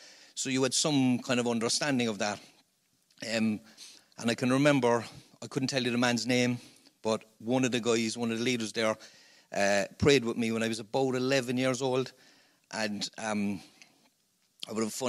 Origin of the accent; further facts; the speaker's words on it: Cork, Munster, Ireland; accent: Cork; I'm a Cork man.